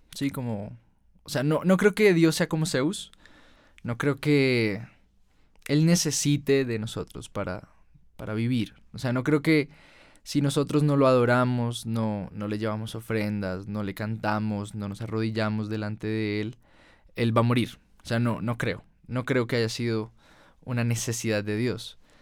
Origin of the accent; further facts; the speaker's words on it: Colombia; En Colombia, en mi país